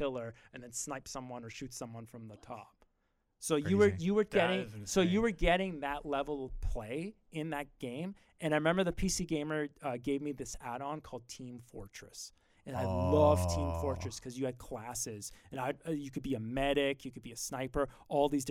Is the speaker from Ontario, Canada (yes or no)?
yes; Grimsby, Ontario, Canada